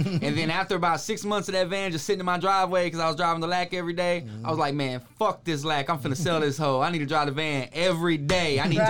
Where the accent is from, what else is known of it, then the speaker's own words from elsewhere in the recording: Texas, United States; growing up in Texas and seeing the Screw, the SUC, and the Switch House and everything